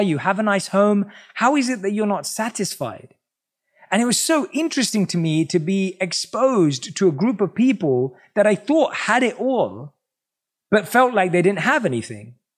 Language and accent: English; London, United Kingdom; born or raised there